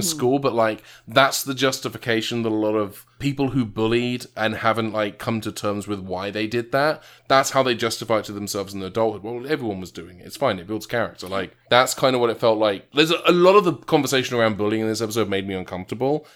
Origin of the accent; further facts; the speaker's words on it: England, United Kingdom; moved away; my hometown in England